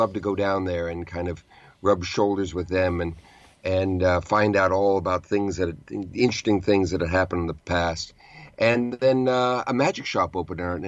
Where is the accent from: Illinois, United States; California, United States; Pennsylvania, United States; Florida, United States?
California, United States; Southern; also born or lived in New York City; now in New York, United States; I grew up in Southern California